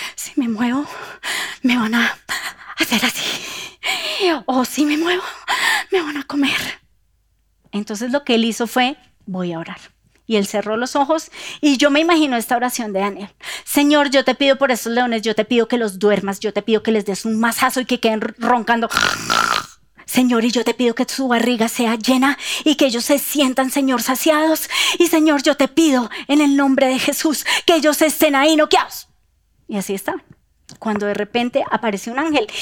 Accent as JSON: {"language": "Spanish", "region": "Bogotá", "country": "Colombia", "said": "nosotros como bogotanos"}